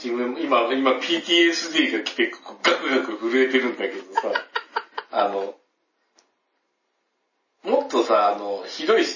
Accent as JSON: {"language": "Japanese", "region": "Kansai", "country": "Japan", "accent": "Kansai dialect", "said": "うちはもうその関西弁にずっと帰らないと思って"}